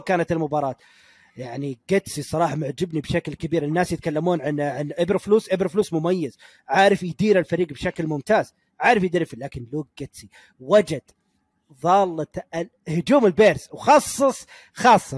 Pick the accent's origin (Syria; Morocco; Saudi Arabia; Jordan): Saudi Arabia; Ha'il, Ha'il Province; accent: Ha'ili; أنا لهجتي حائلية من حائل